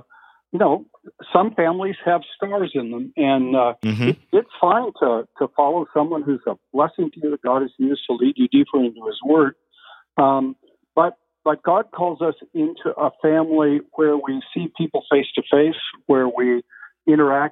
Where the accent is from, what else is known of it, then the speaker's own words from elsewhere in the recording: California, United States; also born or lived in Philadelphia; I'm a Californian, fifth generation Californian on both my mother and father's side.